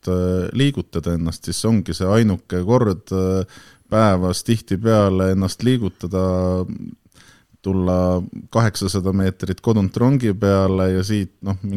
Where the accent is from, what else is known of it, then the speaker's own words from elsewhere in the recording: Tallinn, Harju County, Estonia; siis olen sündinud äh, laagris Tallinna piiril, teinud seal oma esimesed sammud ja esimesed lollused.